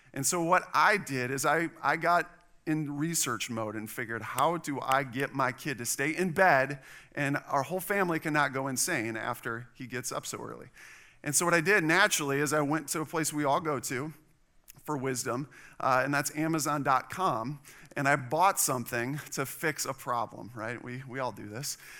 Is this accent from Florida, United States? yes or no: no; Wisconsin, United States; now in Texas, United States; I'm from Wisconsin.